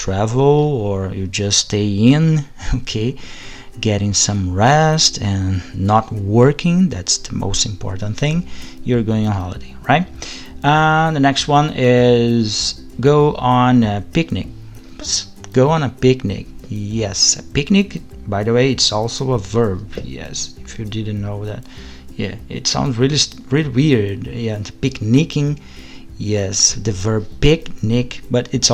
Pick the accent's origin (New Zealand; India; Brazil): Brazil; Rio de Janeiro; Rio de Janeiro, yeah, my hometown